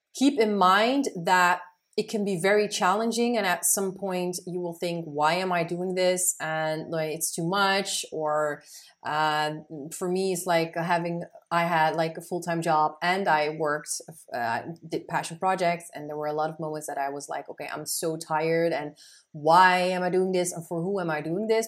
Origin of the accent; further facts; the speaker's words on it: Netherlands; I have Moroccan roots, but I am born and raised in the Netherlands